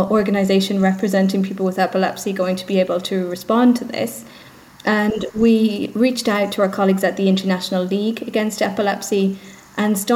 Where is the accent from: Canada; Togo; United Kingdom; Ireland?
Ireland; accent: Irish; as you can maybe hear from my accent, I'm Irish, so I'm based just outside of Dublin in Ireland